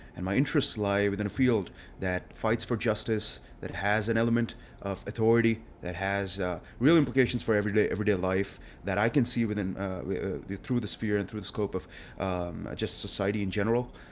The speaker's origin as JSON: {"language": "English", "town": "Hyderabad", "region": "Telangana", "country": "India", "tie": "born or raised there", "moved": "as an adult", "lives_now": "Austin, United States", "said": "I was a typical kid, uh, coming out of India and, um, I just got born and raised over there"}